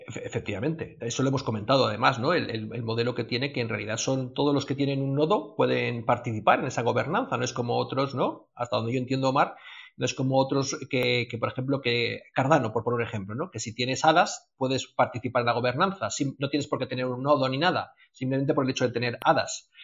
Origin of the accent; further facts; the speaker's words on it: Spain; nosotros que somos aquí de España